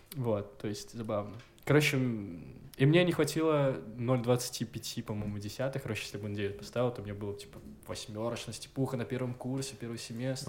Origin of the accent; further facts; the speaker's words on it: Gomel, Gomel Region, Belarus; я из Гомеля, я чернобыльский